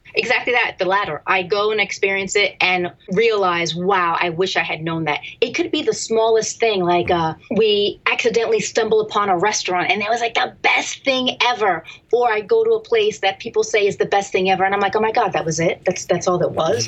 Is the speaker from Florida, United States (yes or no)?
no; Easton, Pennsylvania, United States; I was born and raised in Easton, Pennsylvania